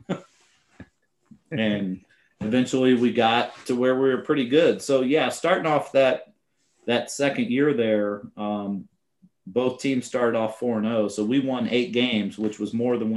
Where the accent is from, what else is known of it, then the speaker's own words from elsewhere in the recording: Indiana, United States; also born or lived in Colorado; now in Virginia, United States; I'm from Indiana and high school basketball is king